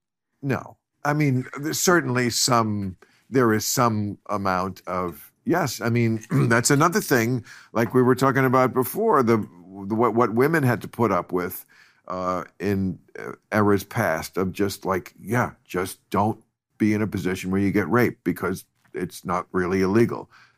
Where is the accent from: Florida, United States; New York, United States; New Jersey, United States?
New Jersey, United States; I grew up in Bergen County, New Jersey